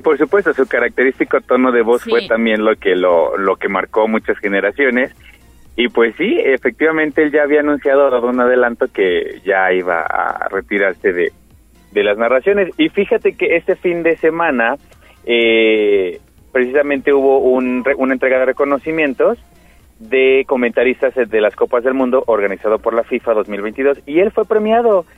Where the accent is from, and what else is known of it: Mexico